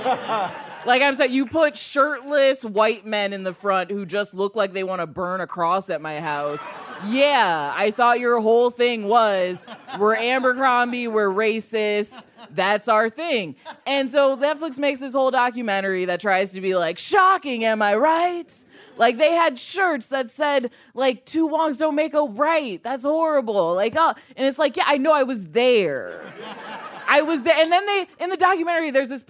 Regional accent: Chicago, Illinois, United States; born or raised there; moved away

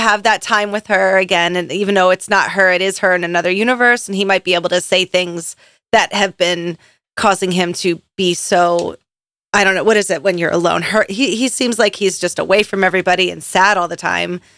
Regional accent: Philadelphia, Pennsylvania, United States; I'm from Philadelphia?

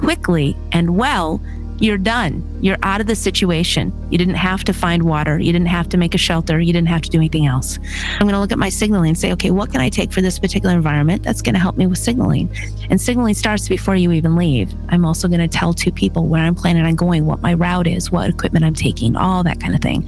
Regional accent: Michigan, United States; moved away as an adult; I'm originally from Michigan, and at 18, I joined the military

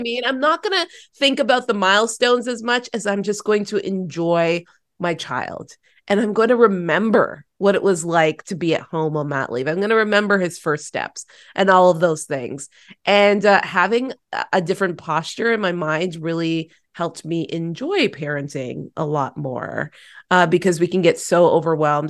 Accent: Toronto, Ontario, Canada; to be back in my hometown, born and raised in Toronto.

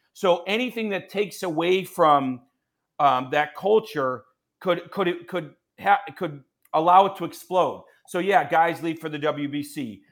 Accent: Chicago, Illinois, United States; I'm a Chicagoan

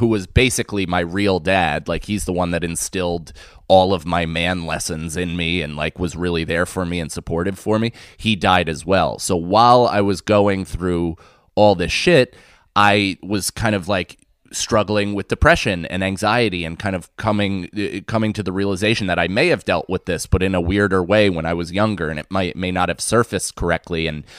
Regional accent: Rockland, New York, United States; also born or lived in Manhattan; I lived right outside in Rockland. I'm from the city. I was born in Manhattan and my parents lived in Manhattan for a long time with my older sister. And then we moved to the outskirts. So I grew up predominantly in the suburbs

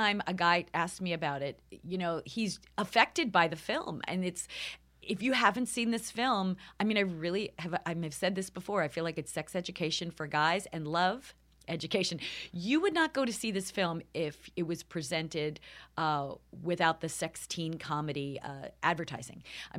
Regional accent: Long Island, New York, United States; moved away; also born or lived in Los Angeles; I am from New York. York, right? From Long Island.

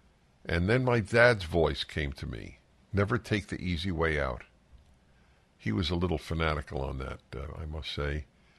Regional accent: New York City, New York, United States; I grew up in New York City.

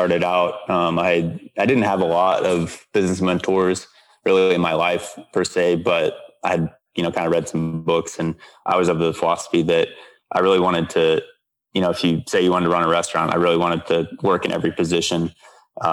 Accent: Gainesville, Florida, United States; I grew up in Gainesville, Florida

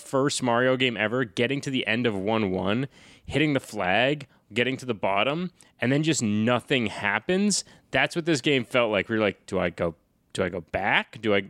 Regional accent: Massachusetts, United States; I grew up in North Shore, Massachusetts, so I was right near

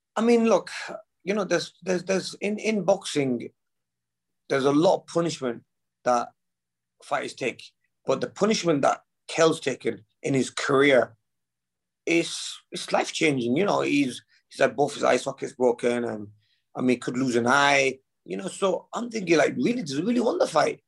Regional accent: United Kingdom; we're both British

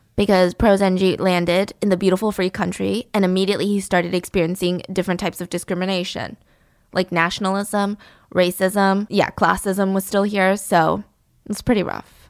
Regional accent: United States; living in America and being American

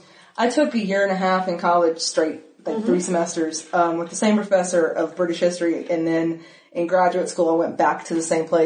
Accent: Dallas, Georgia, United States; You can't escape it growing up in the South.

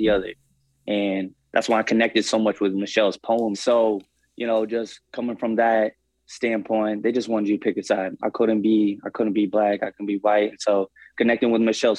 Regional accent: Portland, Oregon, United States; growing up in Portland

